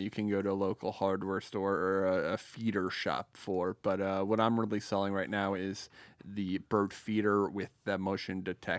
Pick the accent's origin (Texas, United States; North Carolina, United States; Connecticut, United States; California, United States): Connecticut, United States; Hamden; moved away as an adult; now in West Coast, United States; we're on the West Coast right now, but growing up in Hamden